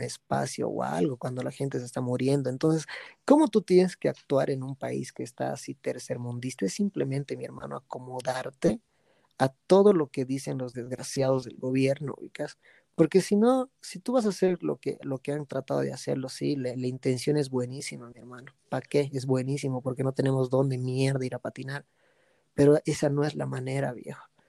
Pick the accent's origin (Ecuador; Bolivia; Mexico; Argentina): Bolivia; also born or lived in United States / Santa Cruz; no piensan que soy boliviano